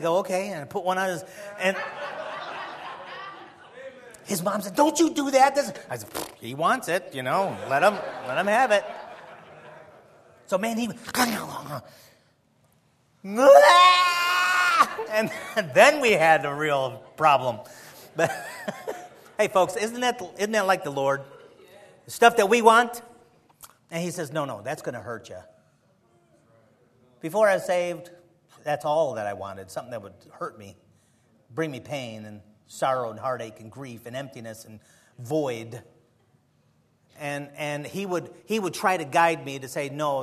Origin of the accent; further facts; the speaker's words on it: Chicago, Illinois, United States; moved away; also born or lived in the South; I'm from Chicago, and here I am in the South